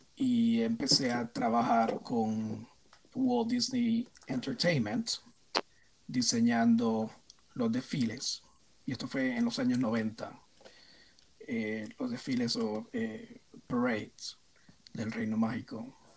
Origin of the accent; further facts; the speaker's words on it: Puerto Rico; yo nací en Puerto Rico y me crié en Puerto Rico